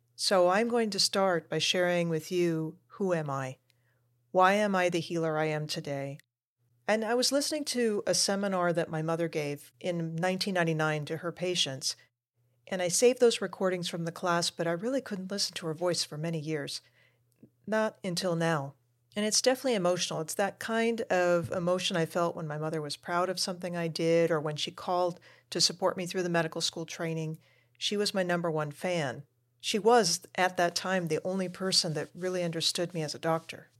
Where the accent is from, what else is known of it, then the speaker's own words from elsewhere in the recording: United States; also born or lived in Argentina; my family moved us over to the United States when I was a toddler